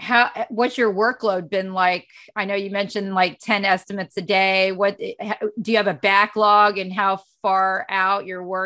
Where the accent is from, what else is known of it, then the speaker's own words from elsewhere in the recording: Florida, United States; I'm from Florida, where we don't see snow.